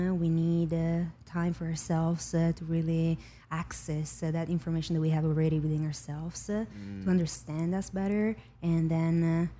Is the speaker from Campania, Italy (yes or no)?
no; Venice, Veneto, Italy; moved away; I was born and raised in Venice, Italy.